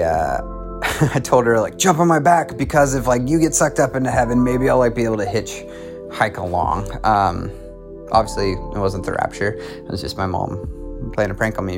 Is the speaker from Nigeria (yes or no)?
no; Oklahoma City, Oklahoma, United States; I'm from Oklahoma City, Oklahoma